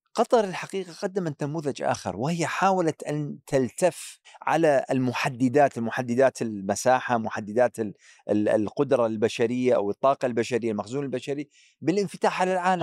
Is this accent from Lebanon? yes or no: no; Iraq; كعراقي، كعراقي